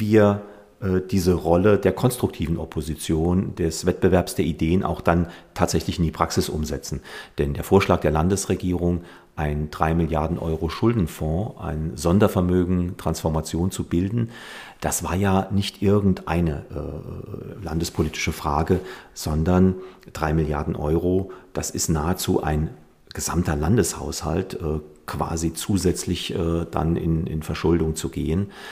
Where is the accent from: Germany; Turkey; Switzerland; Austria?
Germany; Mandelbachtal, Saarland; stamme aus dem Bliesgau, äh, aus der Gemeinde Mandelbachtal in Ormesheim, bin dort aufgewachsen